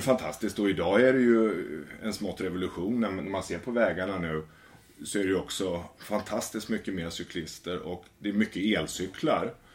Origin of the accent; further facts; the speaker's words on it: Västervik, Kalmar County, Sweden; moved away; Jag kommer från Småland i Västervik.